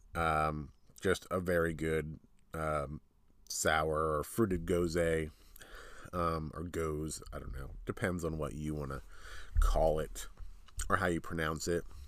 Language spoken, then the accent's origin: English; New Jersey, United States; we're from New Jersey, so these are New Jersey places close to where we live